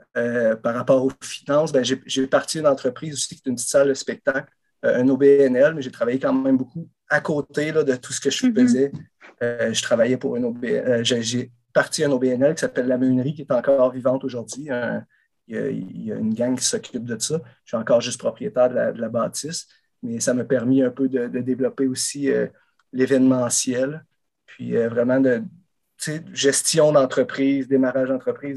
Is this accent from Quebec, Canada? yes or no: yes; Saint-Adrien, Quebec, Canada; je suis allé euh, à Saint-Adrien, dans mon village natal